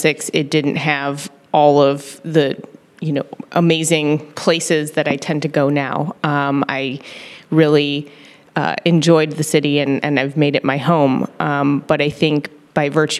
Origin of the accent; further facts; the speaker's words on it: suburbs of Chicago, Illinois, United States; I'm originally from the suburbs of Chicago